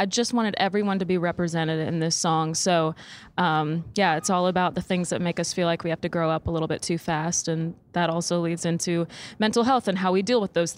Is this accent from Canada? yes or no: yes; Saskatchewan, Canada; now in Nashville, United States; I'm from Saskatchewan